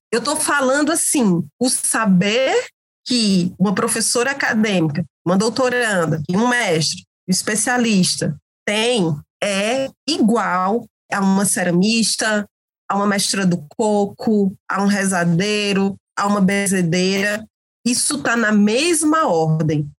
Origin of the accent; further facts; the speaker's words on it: Crato, Ceará, Brazil; Eu sou uma mulher cariri, sou do Crato, sou da região do Cariri Cearense